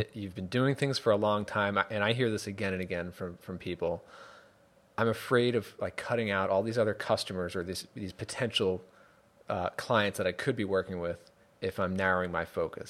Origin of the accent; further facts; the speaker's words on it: New York, United States; now in Connecticut, United States; I live in Connecticut now, and and I grew up in New York